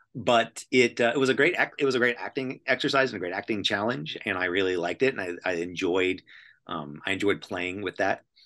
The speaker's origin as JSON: {"language": "English", "region": "Tennessee", "country": "United States", "also_born_or_lived": "Toronto", "moved": "yes", "said": "I'm from, I'm from Tennessee"}